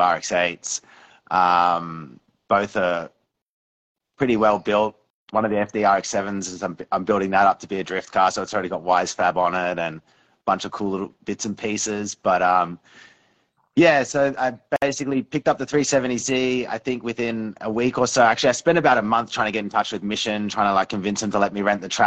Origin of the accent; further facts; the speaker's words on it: Australia; moved away as an adult; now in British Columbia, Canada; I'm from Australia originally, living in BC, Canada. Moved here about 7 years ago